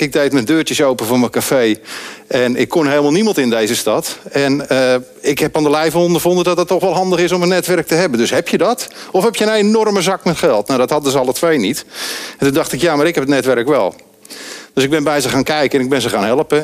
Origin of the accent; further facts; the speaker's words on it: Andijk, North Holland, Netherlands; ik ben opgegroeid in Andijk